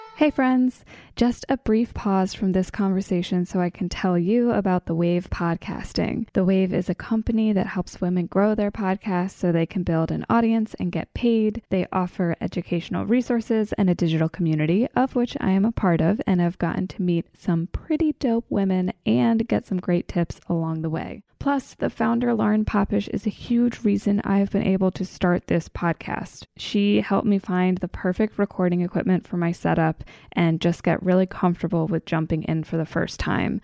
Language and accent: English; Maryland, United States; born or raised there; moved away